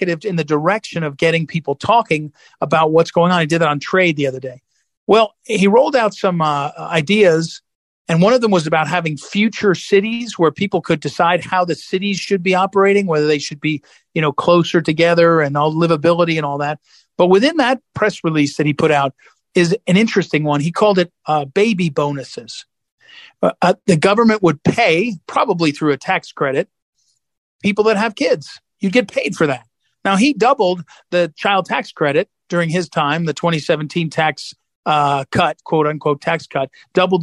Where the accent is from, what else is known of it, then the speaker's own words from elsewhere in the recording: St. Louis, Missouri, United States; my hometown, St. Louis